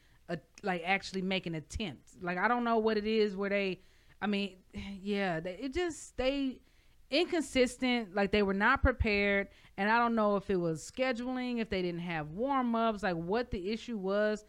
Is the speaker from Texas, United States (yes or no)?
yes; Texas, United States; also born or lived in New York; I'm from Texas